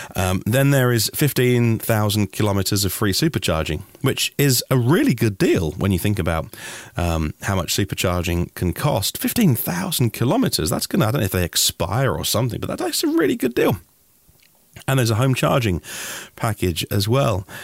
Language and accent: English; United Kingdom; I'm just a British guy